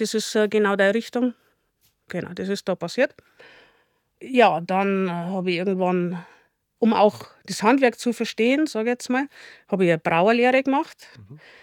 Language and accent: German; Chiemgau, Bavaria, Germany; das erste regionale, nachhaltige Biotonic hier bei uns im Chiemgau